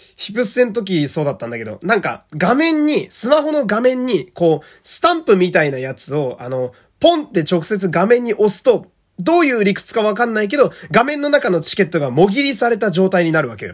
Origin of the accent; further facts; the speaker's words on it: Fukui, Japan; moved away; 私の地元は福 井県という超絶ど田舎